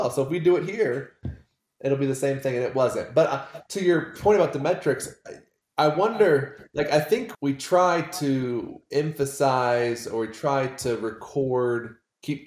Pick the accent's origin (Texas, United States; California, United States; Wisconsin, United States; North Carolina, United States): North Carolina, United States; Wilmington; moved away as an adult; now in Provo, United States; I'm from Wilmington, North Carolina, and my wife and I moved out to Provo, Utah in 2011